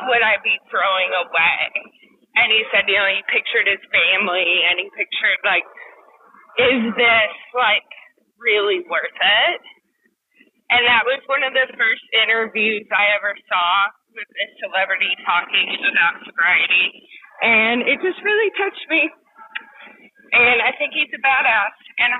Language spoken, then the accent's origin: English; Kentucky, United States; I'm from Kentucky, so yeah, I grew up like steeped